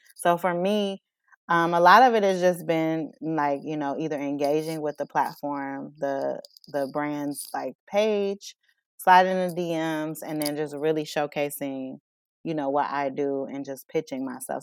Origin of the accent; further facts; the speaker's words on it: Chicago, Illinois, United States; moved away as an adult; now in Aurora, United States; I'm born and raised in Chicago, um, moved to Aurora about almost three years ago now